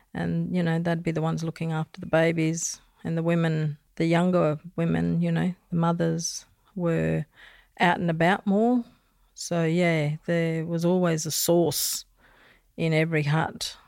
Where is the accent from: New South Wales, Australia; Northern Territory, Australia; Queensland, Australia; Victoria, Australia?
Northern Territory, Australia; Darwin; also born or lived in Daly River; I was born in Darwin, but my cultural background is a bit of a bitsa.